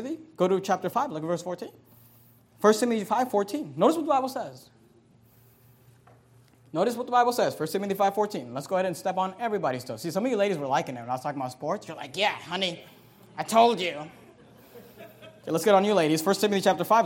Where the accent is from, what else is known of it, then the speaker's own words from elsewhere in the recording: Bay Area, California, United States; when I was a kid, we grew up in the Bay Area